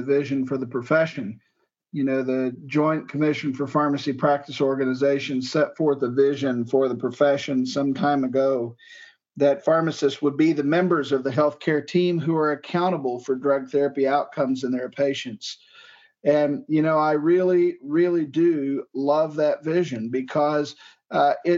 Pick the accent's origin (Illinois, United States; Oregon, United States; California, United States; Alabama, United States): Illinois, United States; Johnson County; I was born and raised in Johnson County, Illinois, a small rural county in the southern tip of Illinois